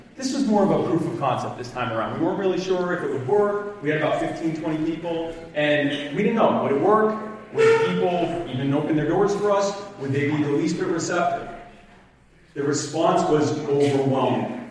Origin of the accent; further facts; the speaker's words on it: Myrtle Beach, South Carolina, United States; I am from the Myrtle Beach area